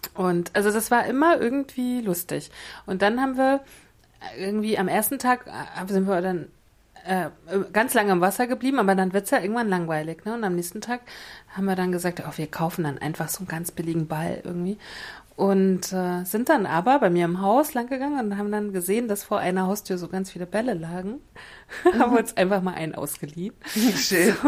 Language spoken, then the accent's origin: German; Mecklenburg-Vorpommern, Germany; Ich bin Mecklenburgerin